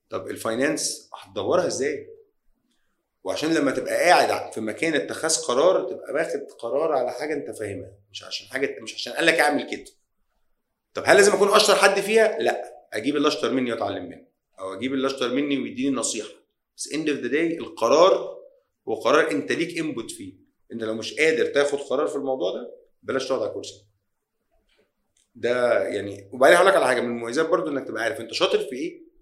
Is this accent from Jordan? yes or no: no; Egypt; مش عشان انا مصري ولا شركتي هنا آه بلدنا قويه جدا